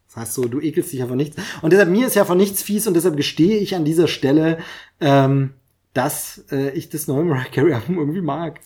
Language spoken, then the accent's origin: German; East Germany, Germany; Ich komme aus dem Osten, hab's da verpasst. Denn Augsburger Puppenkiste habe ich dann erst mitbekommen nach der Wende eben